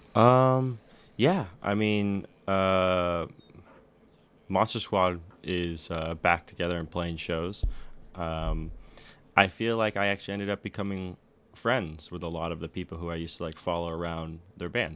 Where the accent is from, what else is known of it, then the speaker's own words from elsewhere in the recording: Danville, California, United States; I grew up in Danville, so I grew up from like the affluent suburb version sure. of the Bay Area.